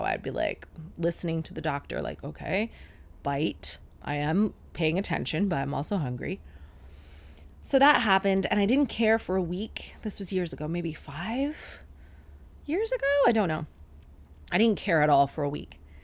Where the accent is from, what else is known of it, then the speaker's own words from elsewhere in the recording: Sarnia, Ontario, Canada; my hometown Sarnia girlfriends